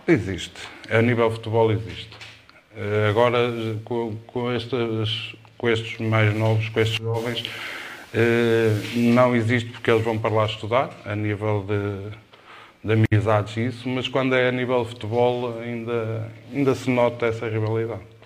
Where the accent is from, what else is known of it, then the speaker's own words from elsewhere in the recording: Cerva, Norte, Portugal; eu sou de Serba, eh, comecei nas camadas jovens